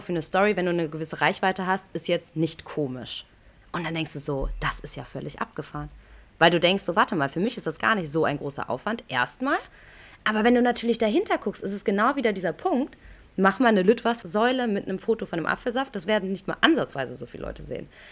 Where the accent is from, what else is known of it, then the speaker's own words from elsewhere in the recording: Aachen, North Rhine-Westphalia, Germany; das ist ganz Aachen, das ist meine Heimatstadt